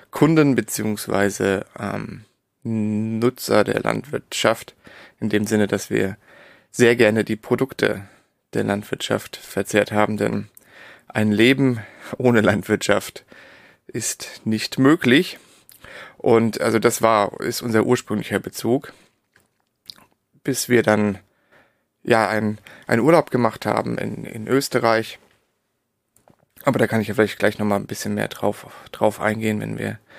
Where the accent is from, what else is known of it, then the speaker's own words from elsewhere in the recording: Darmstadt, Hesse, Germany; also born or lived in Berlin; also ich bin geboren, bin ich in Berlin und aufgewachsen im Darmstadt in der Nähe von Frankfurt.